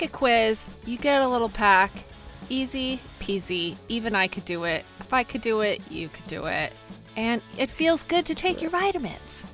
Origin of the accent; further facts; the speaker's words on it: Ventura, California, United States; I was from Ventura.